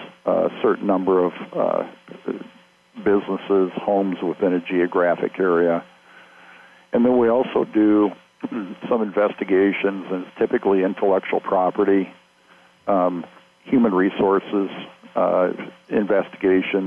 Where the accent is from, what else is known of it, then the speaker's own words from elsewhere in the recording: Iowa, United States; I grew up around Iowa, but in foster homes and institutions. So I was in 13 foster homes and 3 institutions growing up.